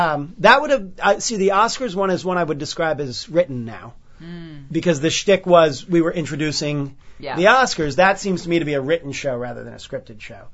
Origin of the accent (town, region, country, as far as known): New York, United States; born or raised there